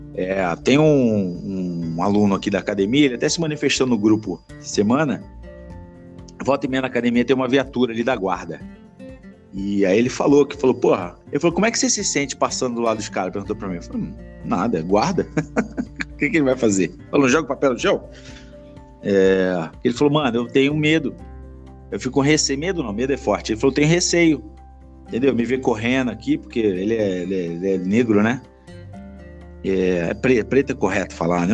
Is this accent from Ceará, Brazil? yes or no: no; Petrópolis, Rio de Janeiro, Brazil; quando eu era moleque lá em Petrópolis